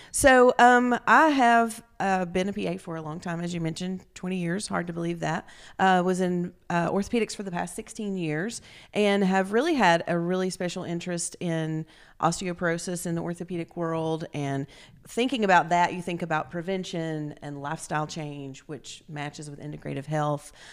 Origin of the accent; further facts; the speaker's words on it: Grundy, Virginia, United States; moved away as an adult; also born or lived in Roanoke, Virginia / New Haven, Connecticut; now in East Tennessee, United States; I'm originally from Southwest Virginia, from Grundy, Virginia.